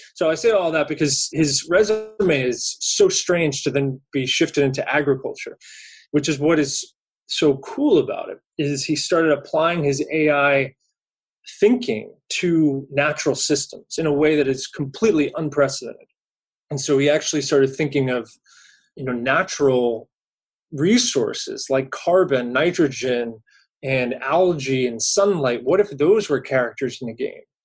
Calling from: California, United States; I'm calling from California today

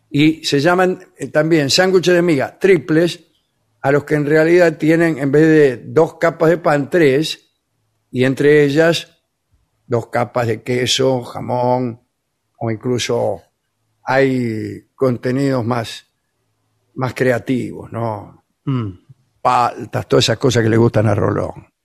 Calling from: Young, Río Negro, Uruguay; de Yang, en, Río Negro, Uruguay.

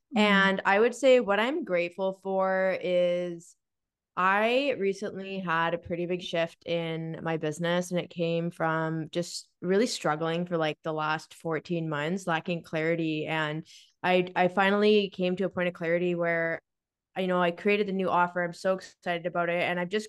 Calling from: Victoria, British Columbia, Canada; So I am joining from Victoria, BC. So Nicole and I are both in Victoria

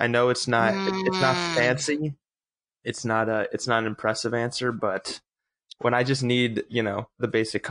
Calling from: Los Angeles, California, United States; I'm calling from North Hollywood, California.

